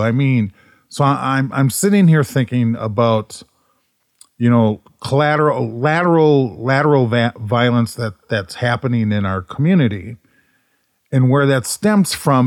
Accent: Minneapolis, Minnesota, United States; growing up in North Minneapolis

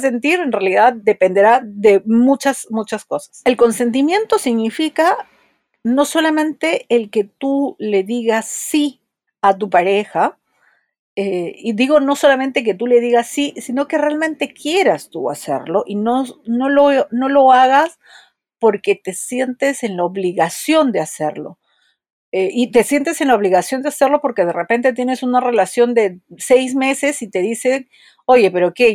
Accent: Peru; soy psicóloga, soy de Perú

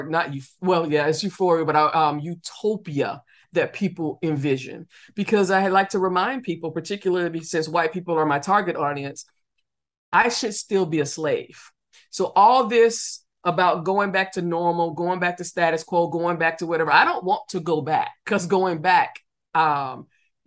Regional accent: the South, United States; I grew up in the South

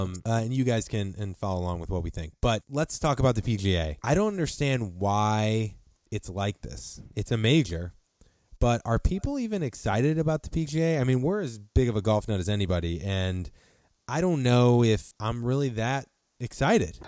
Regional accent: St. Louis, Missouri, United States; Saint Louis, uh, since it's my hometown, born and raised

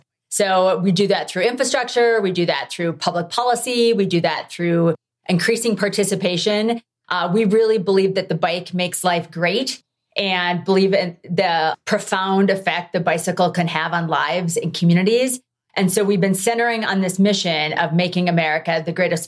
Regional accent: Midwest, United States; now in Colorado, United States; I grew up in the Midwest. And when I moved to Colorado

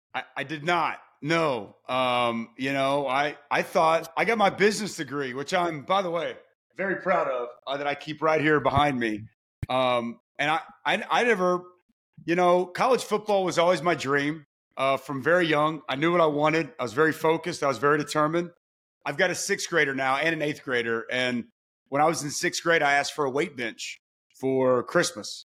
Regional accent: Lake Dallas, Texas, United States; moved away as an adult; now in Oklahoma, United States; I'm a Texas kid through and through, but I've lived the majority of my life in the great state of Oklahoma

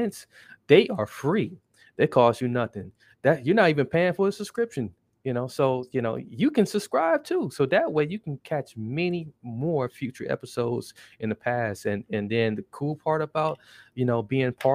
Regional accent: Milwaukee, Wisconsin, United States; I'm from Milwaukee

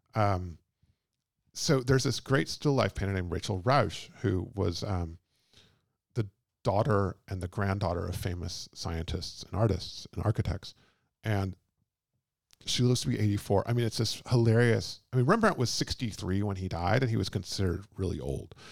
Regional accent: Texas, United States; moved away; also born or lived in London; I'm from Texas and I'm not from California

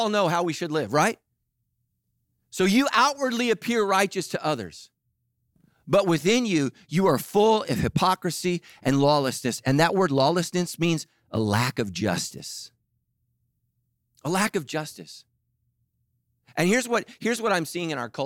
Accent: Sacramento, California, United States; I grew up in Sacramento

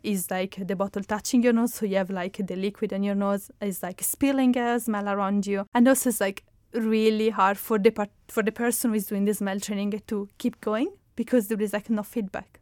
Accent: Italy; accent: Italian; English is a second language; moved away; my hometown, which is in Italy, because it's where I'm coming from, as you can spot from my accent

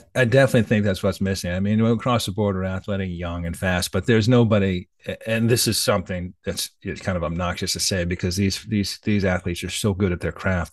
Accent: United States; I'm an American

